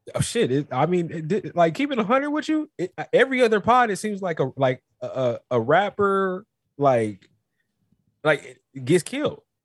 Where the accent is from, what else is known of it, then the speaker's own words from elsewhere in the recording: North Carolina, United States; now in California, United States; I'm not even really from Cali. I'm from North Carolina